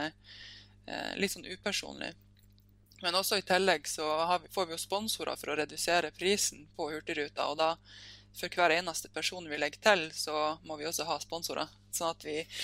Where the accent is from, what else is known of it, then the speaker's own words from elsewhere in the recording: Sørreisa, Troms, Norway; moved away as an adult; also born or lived in Hamar; now in Tromsø, Norway; jeg kommer fra Sørreisa, som er en, oh, eh, lita bygd eh, ca. To, to timers kjøretur unna Tromsø